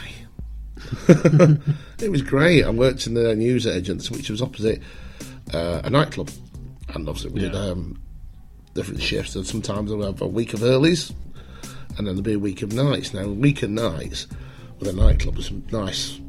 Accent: Oldham, North West England, United Kingdom; moved away as an adult; also born or lived in Wales / Blackpool; I'm from Oldham, yeah. I was born there, I lived there for many years, and then when I was about 21-ish, I skedaddled to Wales for a bit

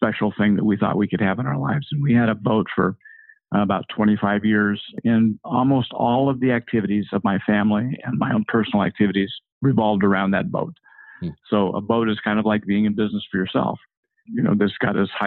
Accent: Ogden, Utah, United States; I was born in 1949 in Ogden, Utah.

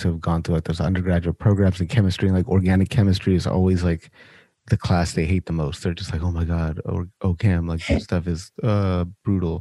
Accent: Sacramento, California, United States; also born or lived in Orange County, California; I'm from California originally, like born and raised in Sacramento

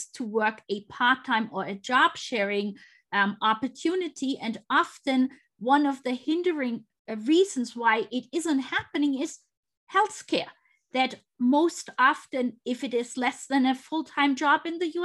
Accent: Germany; also born or lived in United States; now in Canada; I grew up in Germany

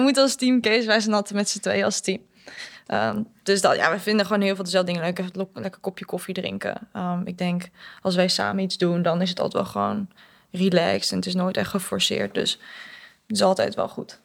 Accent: Netherlands; moved away as an adult; now in England; ik kom uit Nederland

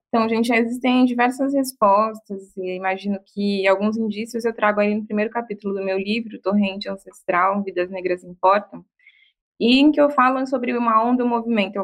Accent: Bahia, Brazil; sou baiana

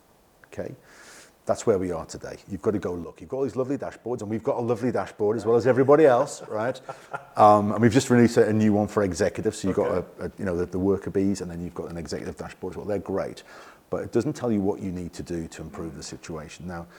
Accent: England, United Kingdom; Yeah. I'm English.

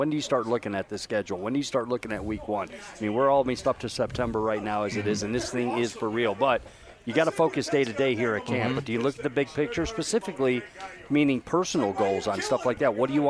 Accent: Detroit, Michigan, United States; where I grew up in Detroit area.

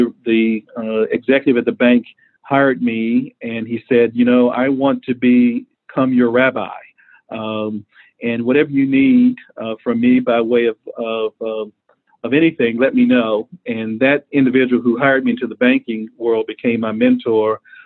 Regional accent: Dallas, Texas, United States; moved away as an adult; also born or lived in Atlanta; the community in which I grew up in Dallas, Texas

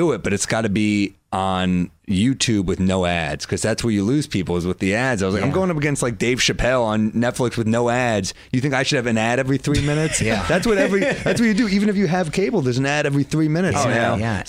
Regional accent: New York City, New York, United States; I'm from New York City.

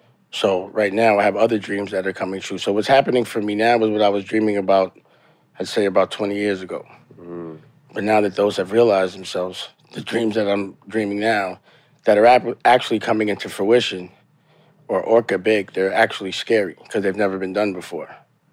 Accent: New York City, New York, United States; I was born in the Bronx, raised in East Harlem, mm-hmm. but I would say I made my bones in Harlem.

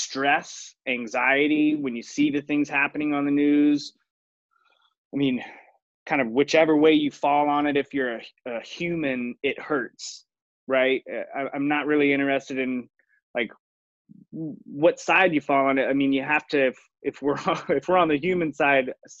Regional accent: Raleigh, North Carolina, United States; I grew up in Raleigh, North Carolina.

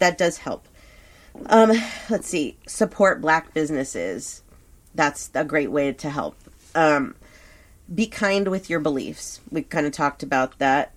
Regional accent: Thousand Oaks, California, United States; a town like where we grew up in Thousand Oaks, where I grew up

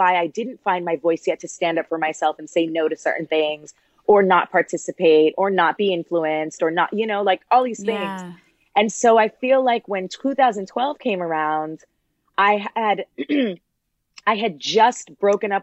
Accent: Toronto, Ontario, Canada; I'm from Toronto. I'm a child of immigrants.

